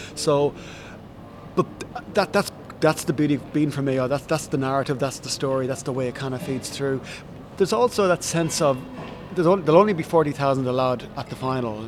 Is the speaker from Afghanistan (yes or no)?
no; Ballyvary, Connacht, Ireland; moved away as an adult; also born or lived in Castlebar / London; now in Brisbane, Australia; I was born in a town called Castlebar. It's the county town of County Mayo